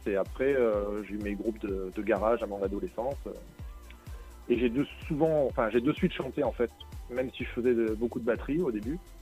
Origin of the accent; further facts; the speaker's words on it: Nice, Provence-Alpes-Côte d'Azur, France; je suis un artiste du Sud. Je viens de Nice